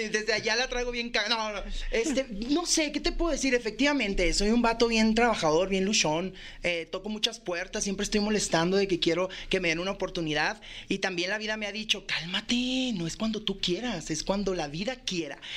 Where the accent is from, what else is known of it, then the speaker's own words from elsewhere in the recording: Mexico; así somos los mexicanos